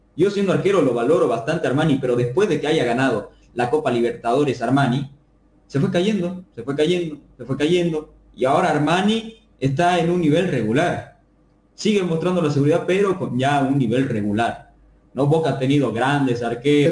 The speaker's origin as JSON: {"language": "Spanish", "country": "Bolivia", "said": "como hincha boliviano"}